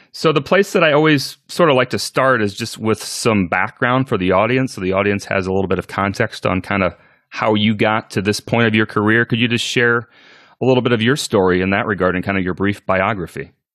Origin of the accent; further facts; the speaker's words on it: Northwest Iowa, United States; I'm from Northwest Iowa as well